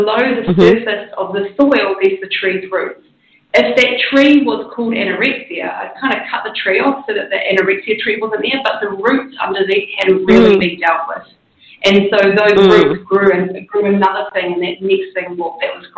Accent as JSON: {"language": "English", "country": "New Zealand", "tie": "born or raised there", "said": "I grew up in New Zealand"}